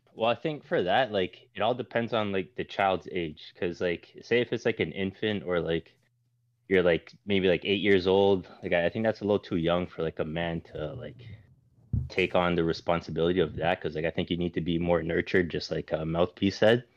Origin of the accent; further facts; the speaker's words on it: Toronto, Ontario, Canada; I'm mm-hmm. actually from Toronto. I'm from Canada.